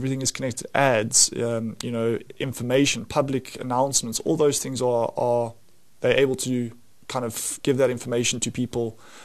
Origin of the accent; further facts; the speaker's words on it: South Africa; as a South African